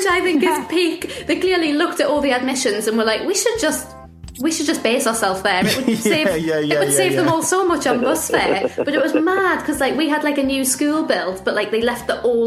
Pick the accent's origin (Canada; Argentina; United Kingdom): United Kingdom; Newcastle upon Tyne, North East England; now in London, United Kingdom; we're being like from Newcastle, especially like when I moved to like London